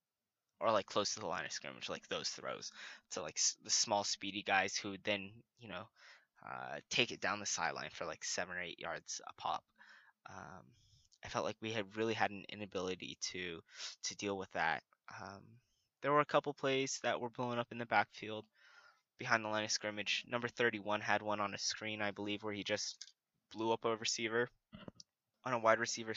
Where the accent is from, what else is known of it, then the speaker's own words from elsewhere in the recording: Washington, United States; moved away; I'm from Washington State